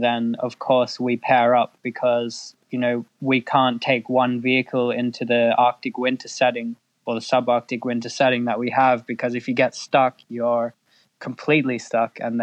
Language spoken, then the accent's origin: English; Perth, Western Australia, Australia; moved away as an adult; now in Iceland; I was born in Western Australia, in Perth